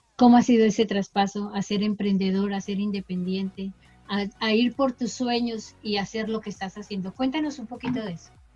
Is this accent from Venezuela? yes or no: no; Bogotá, Colombia; now in Zephyrhills, United States; estoy en los Estados Unidos en una ciudad que se llama Sephir Hills, pero soy bogotana de origen